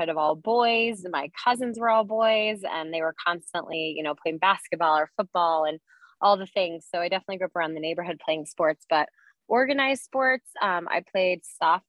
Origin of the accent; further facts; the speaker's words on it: Denver, Colorado, United States; moved away as an adult; also born or lived in San Diego; Denver, like growing up in Denver, Colorado, it's a huge sports town.